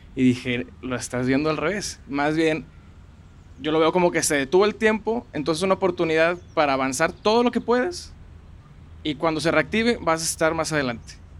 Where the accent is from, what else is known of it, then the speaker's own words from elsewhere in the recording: Monterrey, Nuevo León, Mexico; soy de aquí de Monterrey toda la vida